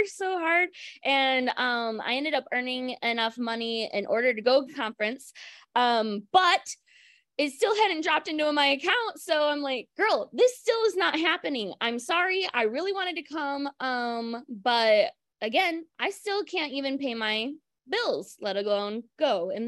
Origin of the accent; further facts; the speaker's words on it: Michigan, United States; I'm from Michigan